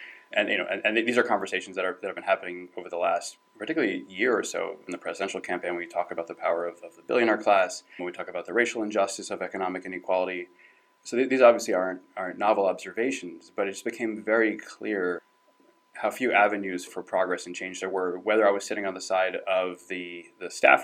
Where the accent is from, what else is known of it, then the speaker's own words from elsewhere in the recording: New Jersey, United States; I'm from New Jersey.